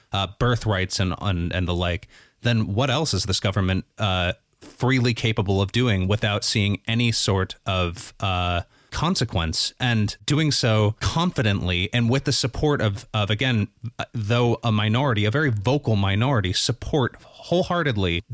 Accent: United States; now in Northern Ireland, United Kingdom; In the U.S., each year we celebrate Thanksgiving

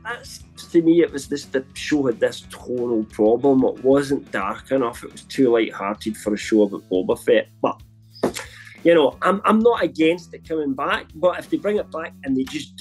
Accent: United Kingdom; I'm British

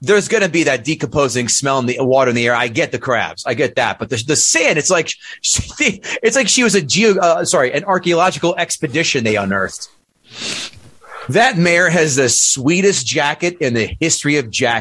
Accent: New Jersey, United States; I grew up in Jersey

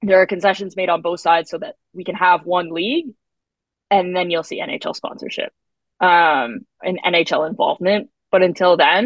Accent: Canada; I'm Canadian

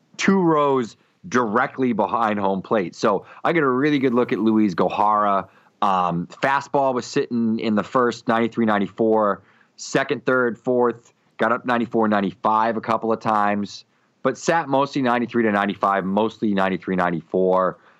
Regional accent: Boston, Massachusetts, United States; I'm from Boston

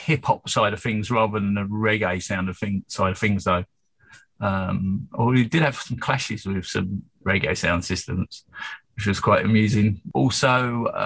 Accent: East Molesey, South East England, United Kingdom; I didn't live in London. I grew up in East Molesey.

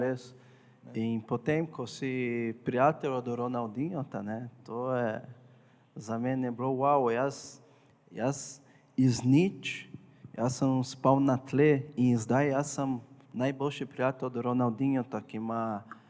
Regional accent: Porto Alegre, Rio Grande do Sul, Brazil; Slovenian is a second language; moved away as an adult; now in Slovenia; Jaz prihajam iz Brazilije, e, bolj na jugu, mesto je Porto Alegre

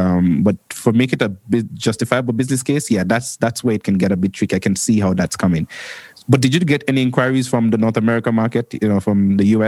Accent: Antigua & Barbuda; also born or lived in Kenya; I was born in Kenya and I grew up in the Caribbean island of Antigua and Barbuda.

